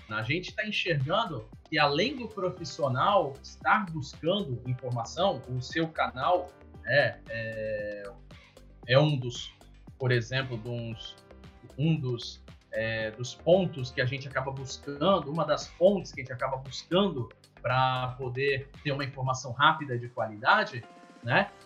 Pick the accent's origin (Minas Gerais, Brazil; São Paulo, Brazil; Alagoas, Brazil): São Paulo, Brazil; Santos; moved away as an adult; eu sou de Santos, né? Na, no litoral de São Paulo